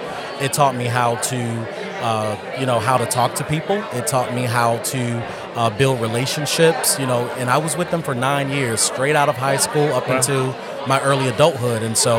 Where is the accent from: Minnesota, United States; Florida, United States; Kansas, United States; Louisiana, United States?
Florida, United States; Quincy; now in Tallahassee, United States; I am from Quincy, Florida, Gaston County, but I reside in Tallahassee, Florida.